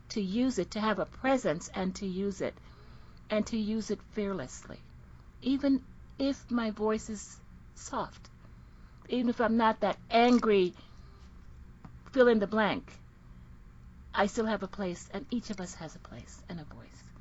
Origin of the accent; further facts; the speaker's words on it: Jamaica; I am from the Caribbean originally. I'm from Jamaica. Lived all over the world. Speak several languages.